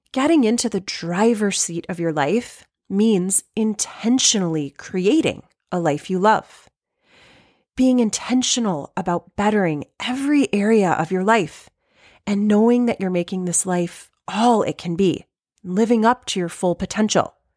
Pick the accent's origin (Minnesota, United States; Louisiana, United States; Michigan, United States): Michigan, United States; if I'm from Michigan